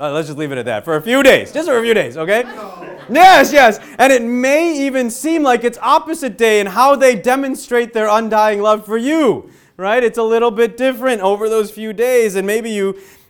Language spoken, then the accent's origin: English; Illinois, United States; now in Western Pennsylvania, United States; but where I grew up in Illinois, in the suburbs of Chicago, there was sex ed that would happen in school, okay?